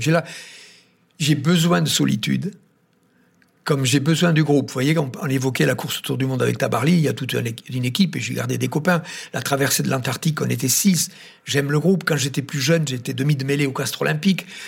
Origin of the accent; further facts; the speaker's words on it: Tarn, Occitania, France; je suis originaire du Tarn